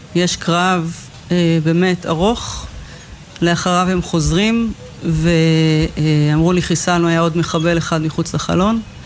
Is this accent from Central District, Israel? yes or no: no; Kfar Aza, Southern District, Israel; נולדתי וגדלתי בכפר עזה